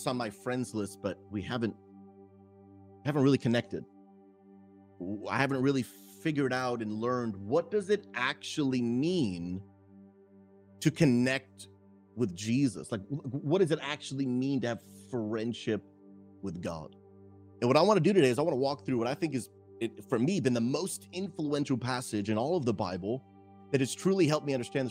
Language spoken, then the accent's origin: English; Massachusetts, United States; my wife and I, we grew up in Massachusetts and New England